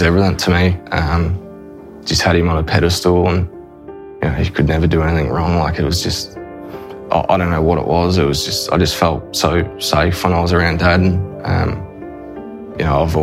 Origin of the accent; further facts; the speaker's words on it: Queensland, Australia; also born or lived in Yarrawonga, Victoria; I was born in Yarrawonga, so little country town there on the border of New South Wales and Victoria. And grew up there till I was five, and Mum and Dad moved to Queensland